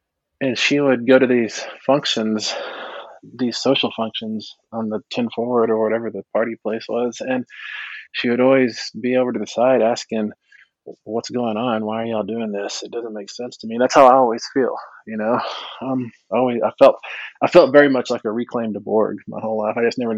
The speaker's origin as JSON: {"language": "English", "region": "Texas", "country": "United States", "tie": "born or raised there", "said": "And I was growing up in Texas mostly. And so I was always the only Indian in school."}